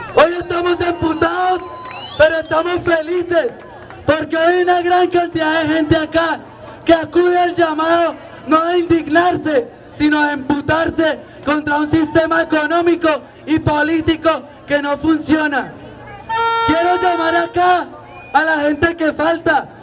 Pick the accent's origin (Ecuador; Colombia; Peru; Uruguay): Colombia; Cauca; Yo vengo emputado del Cauca